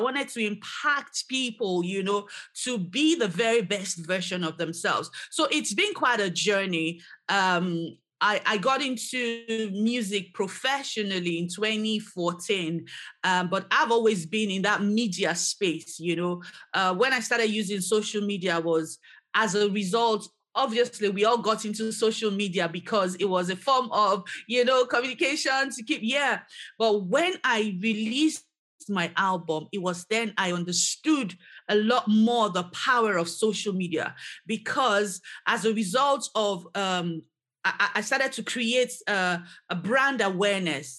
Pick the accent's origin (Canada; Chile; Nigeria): Nigeria; now in Edinburgh, United Kingdom; back in Nigeria, my home country